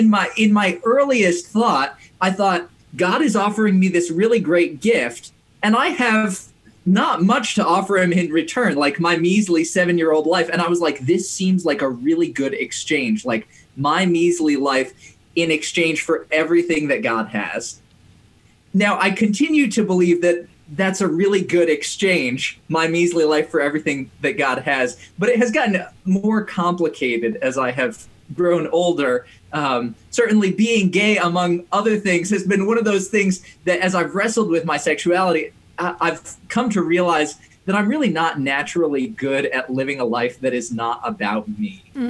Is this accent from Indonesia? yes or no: yes; Indonesia; And I was growing up in Indonesia, which at the time was going through a lot of political upheaval